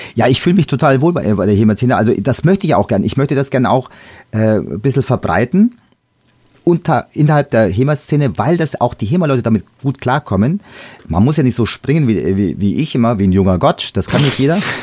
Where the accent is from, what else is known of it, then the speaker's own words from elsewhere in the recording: Bavaria, Germany; Bei uns in Bayern